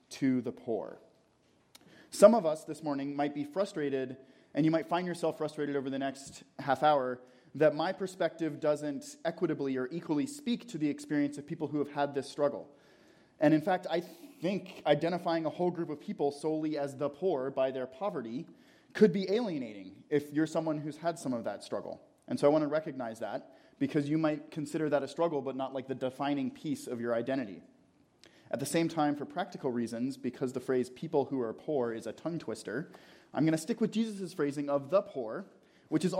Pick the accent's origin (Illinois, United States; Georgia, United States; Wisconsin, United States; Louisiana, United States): Georgia, United States; Atlanta; I grew up in Atlanta